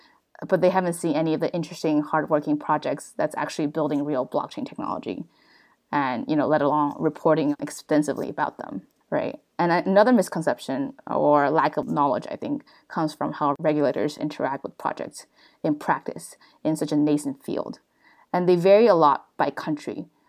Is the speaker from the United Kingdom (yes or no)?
no; China; I was just very lucky and had the privilege of growing up in China and then receiving a good education in the US and then getting exposed to working for a Chinese company